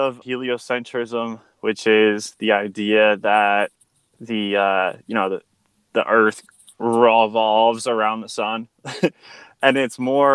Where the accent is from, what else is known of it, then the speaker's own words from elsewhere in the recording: Connecticut, United States; now in Nevada, United States; I'm from Connecticut, which is a state that's to the east of New York in the States of America.